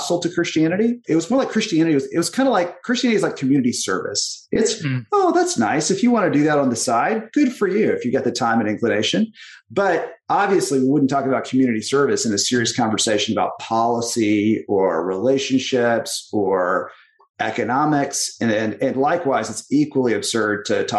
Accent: Texas, United States; I grew up in Texas

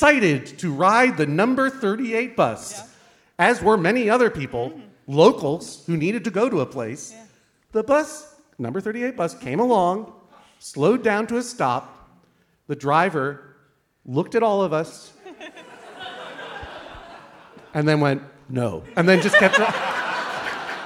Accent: Boston, Massachusetts, United States; I grew up in Boston, Massachusetts

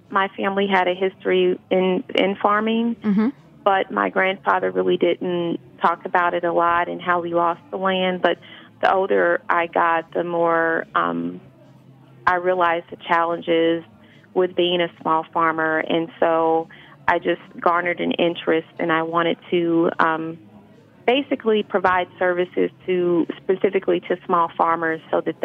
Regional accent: Kansas City, Missouri, United States; moved away; also born or lived in Fayetteville, Arkansas; I'm originally from Kansas City, Missouri

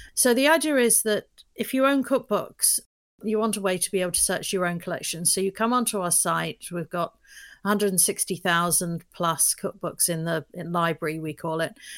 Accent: London, United Kingdom; moved away as an adult; now in United States; I'm from London, but I li, I moved to the U S twenty-three years ago

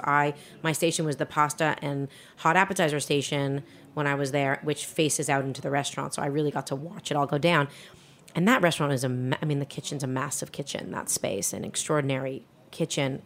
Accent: Toronto, Ontario, Canada; moved away as an adult; also born or lived in Montreal / Spain; I grew up in Toronto, Canada

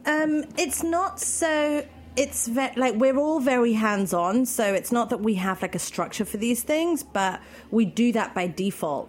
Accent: London, United Kingdom; moved away as an adult; now in Berlin, Germany; I'm from London

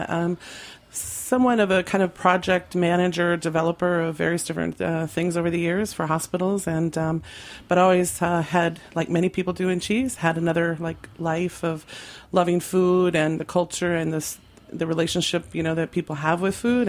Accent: Midwest, United States; moved away as an adult; also born or lived in Iowa / Minneapolis / Salt Lake City, Utah; now in New York, United States; we grew up in the Midwest.

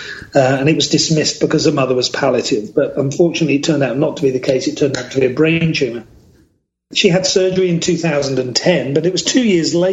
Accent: United Kingdom; now in British Columbia, Canada; born and raised in the United Kingdom

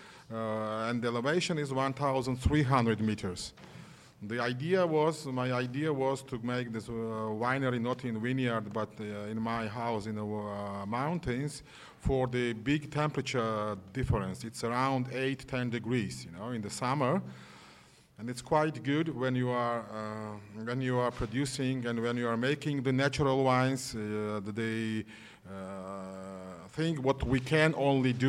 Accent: Georgia; English is a second language; I'm from Georgia, Republic of Georgia. It was former of Soviet Union.

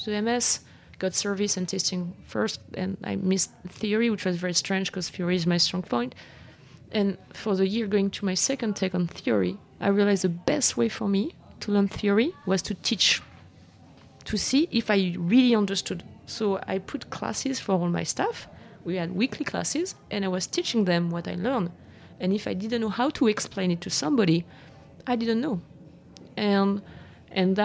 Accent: France; English is a second language; moved away as an adult; now in New York, United States; I arrived here and I was like, well, I'm from France.

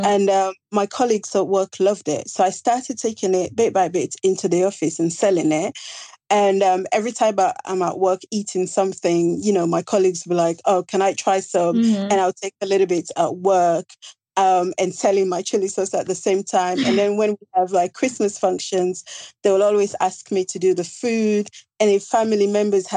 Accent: Sierra Leone; moved away as an adult; now in Kent, United Kingdom; I was born and raised in Sierra Leone, and I left Sierra Leone when I was about 18, came to the UK to continue my education.

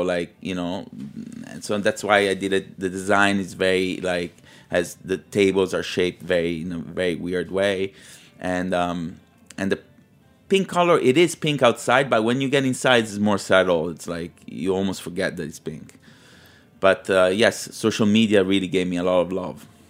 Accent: Milan, Lombardy, Italy; also born or lived in Liguria; now in New York, United States; I was raised in Milano in the eighties

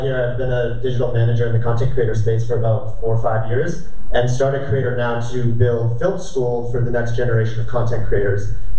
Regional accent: Toronto, Ontario, Canada; moved away as an adult; now in Los Angeles, United States; I'm Canadian. I'm from Toronto, Canada. I've been in LA for about 4 years now.

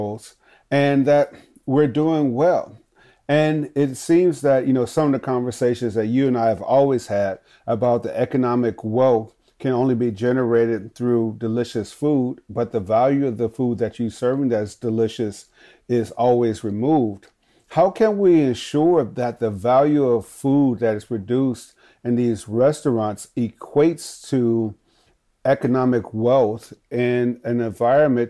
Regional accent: Chicago, Illinois, United States; moved away; we're both from Chicago

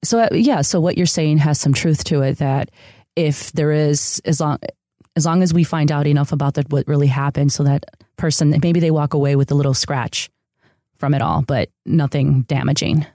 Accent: outside of Chicago, Illinois, United States; born or raised there; first language Spanish; English is a second language; also born or lived in San Diego; now in Los Angeles, United States

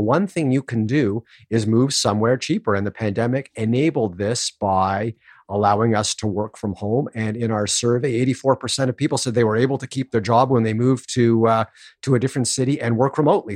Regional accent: Toronto, Ontario, Canada; I grew up in Toronto

